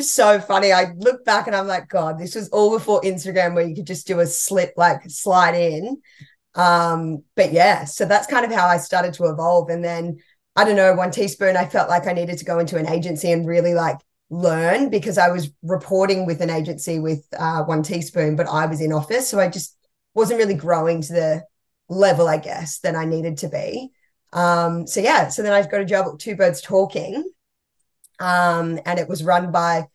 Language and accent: English; Cabarita Beach, New South Wales, Australia; moved away as an adult; also born or lived in Gold Coast, Queensland; now in Melbourne, Australia; it was a little town called Cabarita Beach.